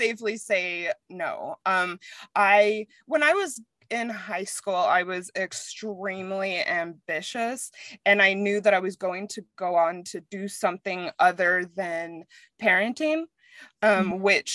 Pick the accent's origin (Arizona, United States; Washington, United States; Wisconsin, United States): Arizona, United States; Mesa; moved away as an adult; also born or lived in New York / Frankfurt, Germany / London / Australia; now in Denver, United States; I'm from Arizona. I was raised in Mesa